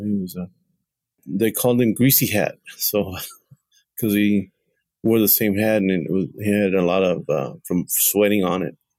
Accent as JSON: {"language": "English", "region": "Texas", "country": "United States", "tie": "born or raised there", "said": "I was born in Texas, and so were like seven other generations before me"}